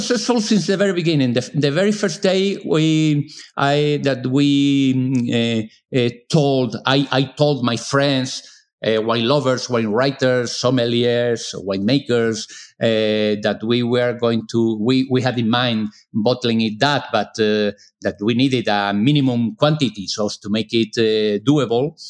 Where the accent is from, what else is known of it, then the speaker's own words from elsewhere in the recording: Seville, Andalusia, Spain; English is a second language; now in Granada, Spain; I was born in Sevilla from a family mostly coming from the north of Spain